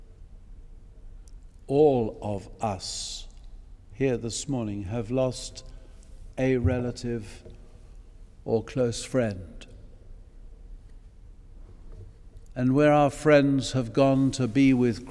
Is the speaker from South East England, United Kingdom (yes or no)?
yes; Eastbourne, South East England, United Kingdom; I grew up in Eastbourne